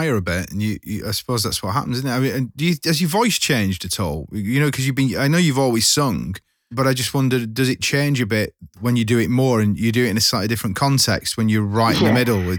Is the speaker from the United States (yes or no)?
no; Lancashire, North West England, United Kingdom; I'm from Lancashire, just like Fred